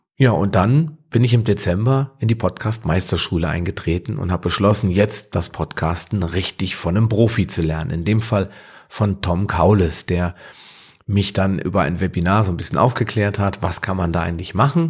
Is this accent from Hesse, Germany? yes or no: yes; Wetterau, Hesse, Germany; aus meiner Heimat, der Wetterau